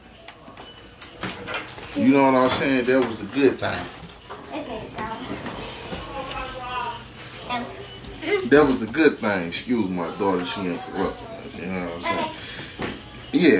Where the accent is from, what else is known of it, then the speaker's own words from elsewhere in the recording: St. Louis, Missouri, United States; I'm from the south side of St. Louis, so you know I went to Roosevelt, Rough Riders.